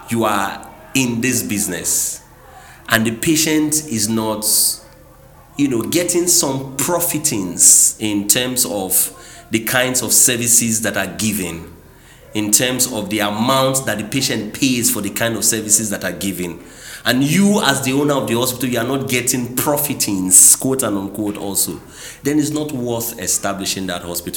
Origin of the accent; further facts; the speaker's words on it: Nigeria; also born or lived in Port Harcourt, Rivers State; I'm a Nigerian, currently the general manager of a flourishing auto business in Port Harcourt here in River State